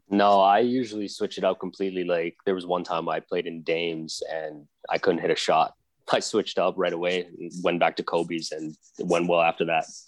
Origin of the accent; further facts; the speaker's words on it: Philippines; moved away; I grew up in the Philippines